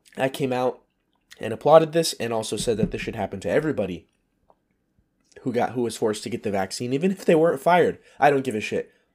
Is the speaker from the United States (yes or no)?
yes; United States; moved away; my American citizenship